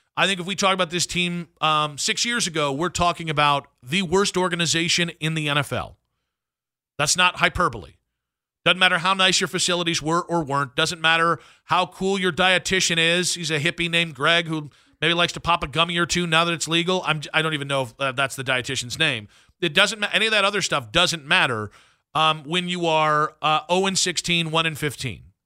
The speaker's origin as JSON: {"language": "English", "area": "Medina County", "region": "Ohio", "country": "United States", "tie": "born or raised there", "said": "I grew up in Medina County"}